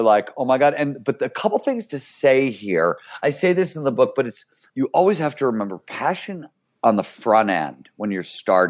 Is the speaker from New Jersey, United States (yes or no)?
no; Cleveland, Ohio, United States; when I was growing up in Cleveland, Ohio, right? Blue collar kind of childhood.